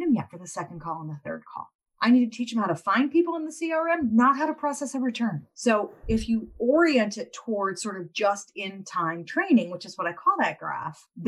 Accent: United States; I'm still an American

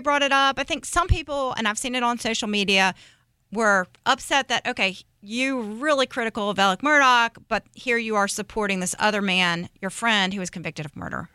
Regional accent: Hilton Head, South Carolina, United States; I grew up in South Carolina

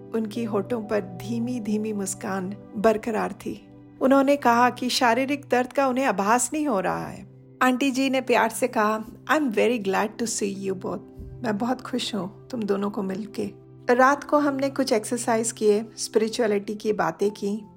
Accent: Odisha, India; moved away as an adult; now in United States; originally Orissa की निवासी हूँ तीस सालों से यूएस को मैंने अपना कर्म भूमि चुना है

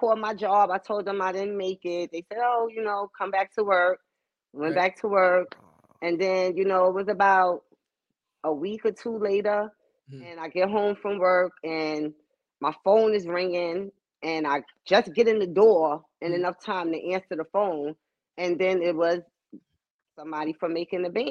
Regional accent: New York, United States; I'm from New York

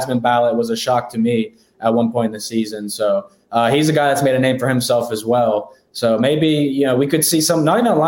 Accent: Pittsburgh, Pennsylvania, United States; I'm from Pittsburgh

